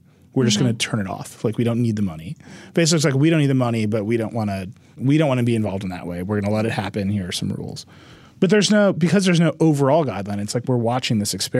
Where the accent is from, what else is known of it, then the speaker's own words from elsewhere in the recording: United States; I'm American